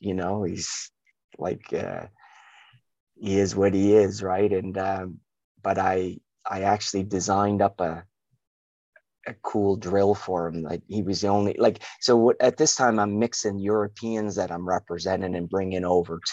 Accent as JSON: {"language": "English", "town": "Halifax", "region": "Nova Scotia", "country": "Canada", "tie": "born or raised there", "also_born_or_lived": "United Kingdom", "moved": "as an adult", "said": "We grew up in Halifax, different parts"}